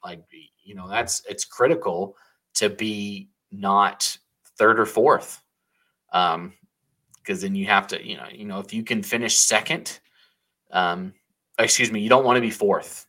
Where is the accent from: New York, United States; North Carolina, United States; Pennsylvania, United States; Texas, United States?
North Carolina, United States; now in Idaho, United States; I, I grew up in North Carolina